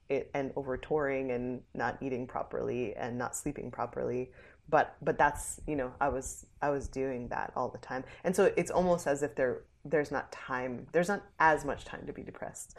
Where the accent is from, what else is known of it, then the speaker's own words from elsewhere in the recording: New Jersey, United States; I was born in Jersey